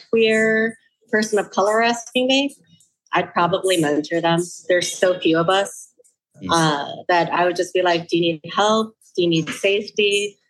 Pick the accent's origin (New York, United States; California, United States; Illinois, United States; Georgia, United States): Illinois, United States; Chicago; also born or lived in Los Angeles; now in Minneapolis, United States; I was born and raised in Chicago and I moved here from